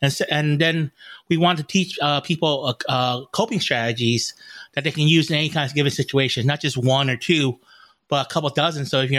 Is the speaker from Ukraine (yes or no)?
no; Vietnam; now in United States; I'm an immigrant from Vietnam.